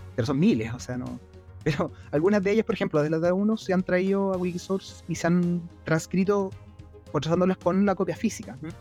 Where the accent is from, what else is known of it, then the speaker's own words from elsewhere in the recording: Chile; yo vivo en Chile, eh, soy chileno también